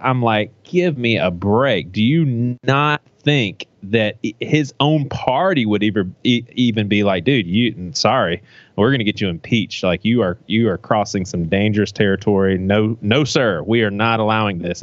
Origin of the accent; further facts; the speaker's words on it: United States; I'm an American